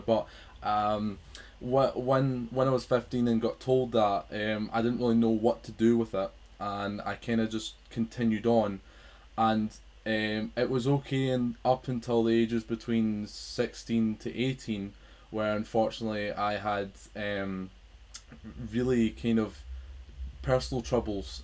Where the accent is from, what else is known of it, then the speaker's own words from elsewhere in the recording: Scotland, United Kingdom; I am from Scotland